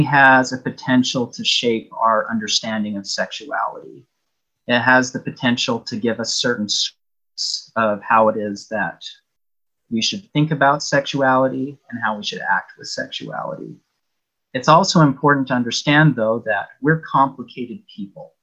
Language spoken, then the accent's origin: English; Michigan, United States; moved away as an adult; also born or lived in Utah / Bulgaria / Provo, Utah; now in Toronto, Canada; I was born in Utah, lived in Michigan a good portion of my life